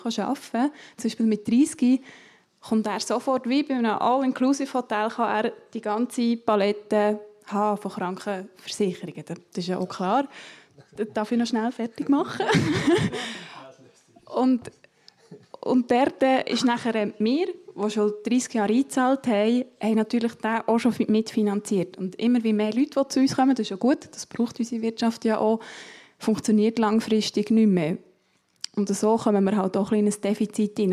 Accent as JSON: {"language": "German", "area": "Matten", "region": "Bern", "country": "Switzerland", "said": "Ich komme aus Mathe, das ist neben Interlaken"}